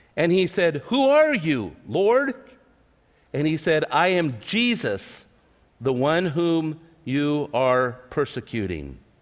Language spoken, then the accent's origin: English; Tulare, California, United States; my hometown of Tulare, California